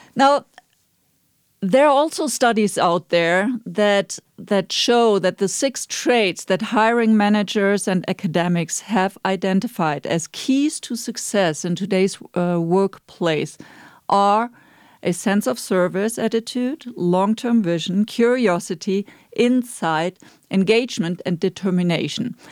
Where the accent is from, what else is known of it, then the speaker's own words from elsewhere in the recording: Germany; moved away; I'm from Germany